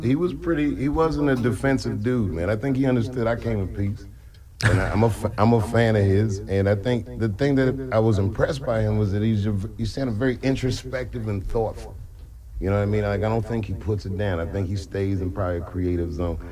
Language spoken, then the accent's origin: English; Silver Spring, Maryland, United States; also born or lived in Washington, D.C.; I used to live in Silver Spring from like zero to ten